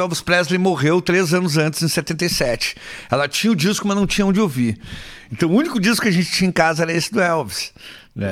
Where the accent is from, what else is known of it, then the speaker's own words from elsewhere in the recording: Canoas, Rio Grande do Sul, Brazil; also born or lived in Porto Alegre / Passo Fundo; Eu passei a minha adolescência ali em Canoas